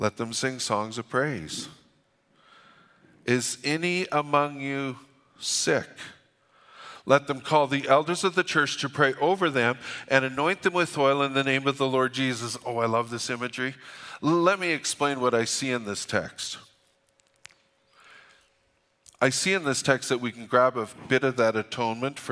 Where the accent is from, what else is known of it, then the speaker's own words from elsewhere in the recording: Alberta, Canada; We're from Alberta